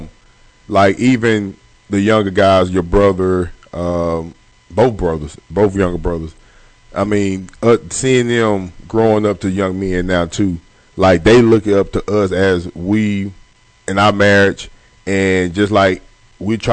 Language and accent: English; Longview, Texas, United States; a lot of people that I grew up with back in Longview and Pine Tree